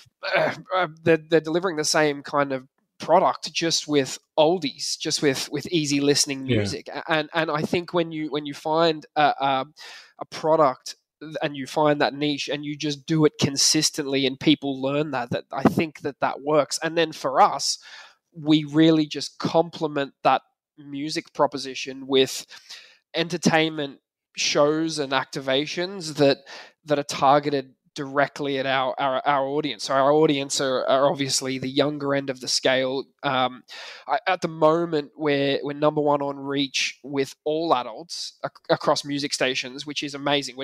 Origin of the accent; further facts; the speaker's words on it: Australia; moved away as an adult; now in Ireland; I'm Australian